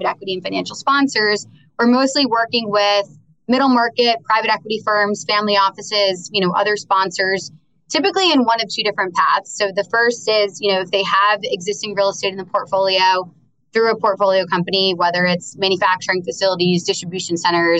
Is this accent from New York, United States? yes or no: yes; New York, United States; I'm from New York. Most of my very small circle of close friends live in the city. My family's out on Long Island